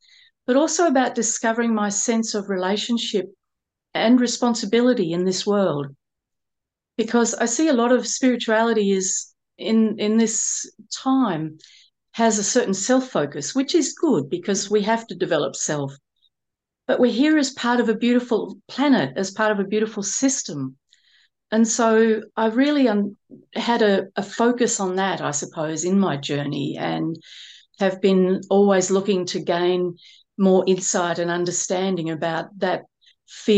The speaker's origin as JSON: {"language": "English", "town": "Melbourne", "region": "Victoria", "country": "Australia", "tie": "born or raised there", "said": "I grew up in Melbourne in Australia, and I had a single mum."}